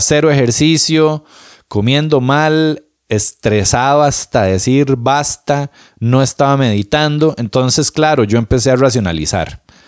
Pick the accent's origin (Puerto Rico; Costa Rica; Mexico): Costa Rica; Moravia, San José; Moravia, mi ciudad, mi pueblo lindo.